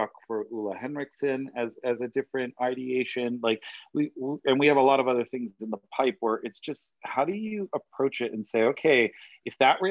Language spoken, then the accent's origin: English; Rhode Island, United States; moved away as an adult; also born or lived in Boston; now in Los Angeles, United States; So I grew up in the little tiny state of Rhode Island, the smallest state in the union. And I lived there until I graduated high school